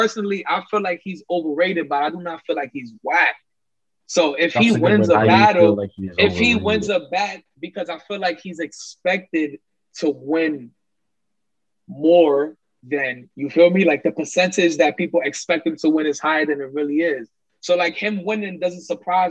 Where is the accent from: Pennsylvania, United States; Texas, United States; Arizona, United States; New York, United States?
New York, United States; I'm from New York.